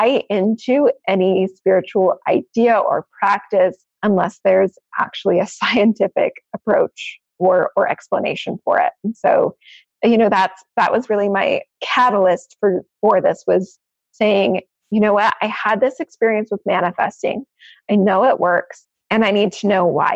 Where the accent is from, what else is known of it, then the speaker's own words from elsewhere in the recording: Maine, United States; moved away; I actually grew up in Maine.